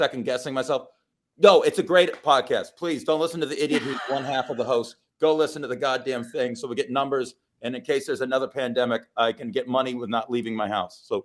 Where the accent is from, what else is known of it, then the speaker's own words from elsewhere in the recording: Las Vegas, Nevada, United States; I'm from the rough streets of Las Vegas. We say things a little different